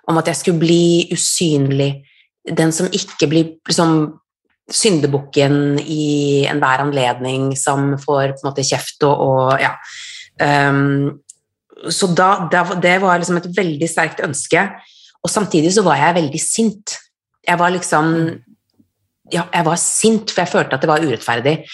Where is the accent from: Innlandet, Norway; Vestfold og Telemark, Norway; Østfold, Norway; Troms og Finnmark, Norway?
Troms og Finnmark, Norway; Kautokeino; also born or lived in Trondheim / Kirkenes / Drammen / Oslo; Jeg er, jeg er norsk, jeg er født og oppvokst i Norge. Um, og alltid vært litt sånn rotløs og bodd veldig mange forskjellige steder. Født i Kautokeino, bodde i Trondheim, Kirkenes, Drammen, Oslo, Bergen.